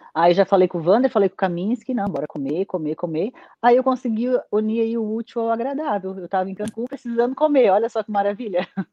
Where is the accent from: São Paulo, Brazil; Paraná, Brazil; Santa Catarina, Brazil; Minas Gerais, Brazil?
Santa Catarina, Brazil; lá no meu estado de Santa Catarina